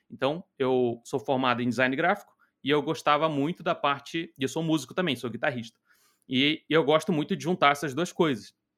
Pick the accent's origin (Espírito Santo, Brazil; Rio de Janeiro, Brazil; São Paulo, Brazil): Rio de Janeiro, Brazil; also born or lived in Nova Iguaçu; Eu sou natural do Rio de Janeiro, eu moro em, morava em Nova Iguaçu